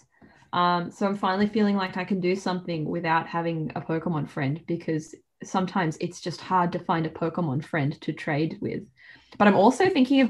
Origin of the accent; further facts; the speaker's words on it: Australia; I am Australian